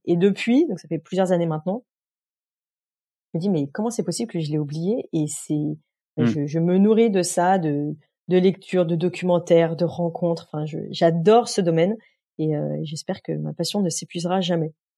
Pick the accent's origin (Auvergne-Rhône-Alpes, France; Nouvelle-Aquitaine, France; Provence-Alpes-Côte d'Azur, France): Auvergne-Rhône-Alpes, France; Beaujolais, Lyon region; j'ai vécu dans un, un village euh, jusqu'à voilà, jusqu'à être majeur grosso modo euh, dans, dans le Beaujolais